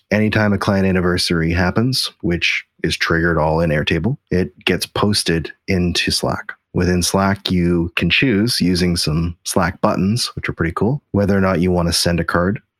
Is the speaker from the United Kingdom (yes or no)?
no; Canada; As you know, Jason, I'm extremely Canadian.